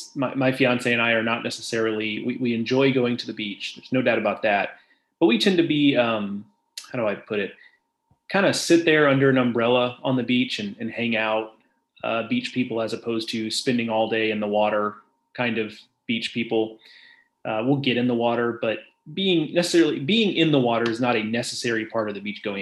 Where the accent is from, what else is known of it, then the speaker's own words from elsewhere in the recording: Gulf Coast, United States; moved away; I grew up on the Gulf Coast